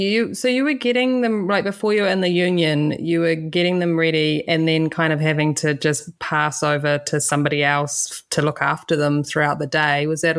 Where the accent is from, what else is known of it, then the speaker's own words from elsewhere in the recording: New Zealand; being a teenager at the time because I'm from New Zealand.